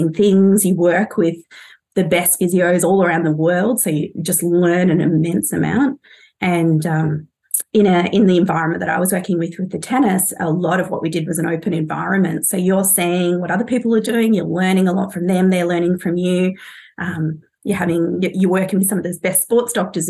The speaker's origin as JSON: {"language": "English", "country": "Australia", "also_born_or_lived": "London", "moved": "as an adult", "said": "as an Australian"}